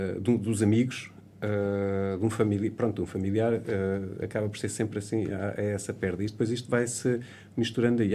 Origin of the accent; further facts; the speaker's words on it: Portugal; nós somos portugueses